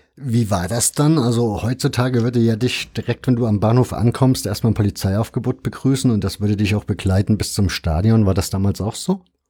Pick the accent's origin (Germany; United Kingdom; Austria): Germany; Leipzig, Saxony; ich bin als Kind in Leipzig Goles Nord in die Schule gegangen